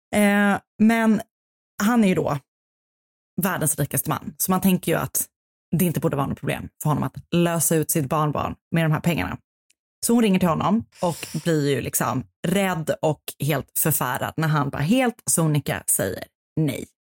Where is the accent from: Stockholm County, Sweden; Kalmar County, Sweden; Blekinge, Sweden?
Stockholm County, Sweden; Stockholm; born or raised there